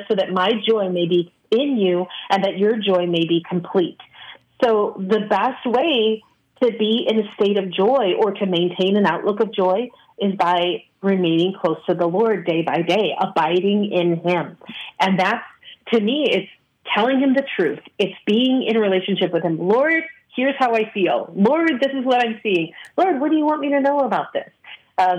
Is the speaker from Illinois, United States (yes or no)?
yes; Chicago, Illinois, United States; moved away as an adult; I spent my whole life in Chicagoland, in the western suburbs